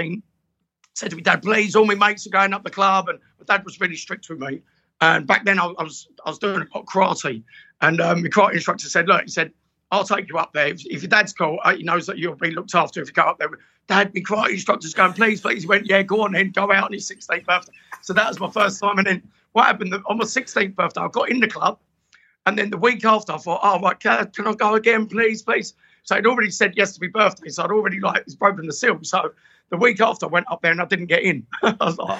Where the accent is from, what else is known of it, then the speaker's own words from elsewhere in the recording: Clacton-on-Sea, East of England, United Kingdom; also born or lived in Tenerife; I'm from Clacton. Clacton-on-Sea